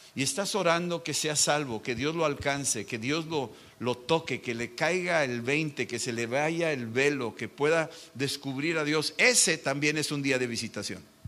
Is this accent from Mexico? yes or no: yes; Mexico; Yo soy mexicano